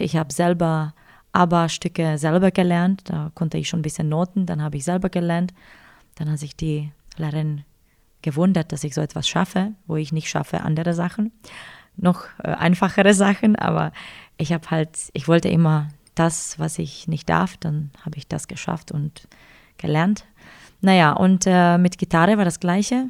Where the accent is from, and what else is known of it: Ostrava, Moravian-Silesian Region, Czechia; born or raised there; German is a second language; moved away as an adult; now in Füssen, Germany